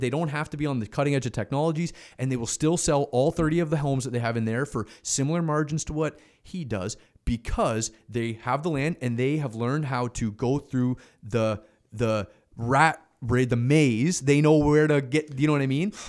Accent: Canada; as a Canadian

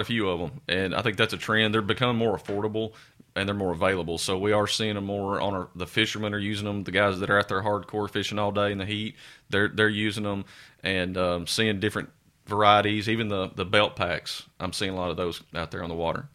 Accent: Sumner County, Tennessee, United States; also born or lived in Scott County, Tennessee; I grew up in Sumner County, have family there

